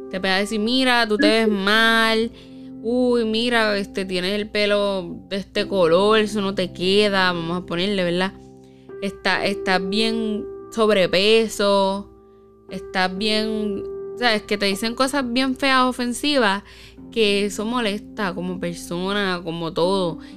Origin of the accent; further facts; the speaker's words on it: Puerto Rico; nosotras que somos boricuas puertorriqueñas, lo hacen mucho.